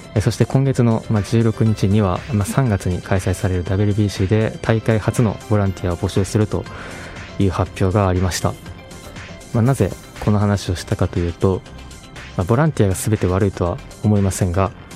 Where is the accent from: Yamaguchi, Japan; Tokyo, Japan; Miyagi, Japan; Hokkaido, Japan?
Hokkaido, Japan; 自分が生まれ育った場所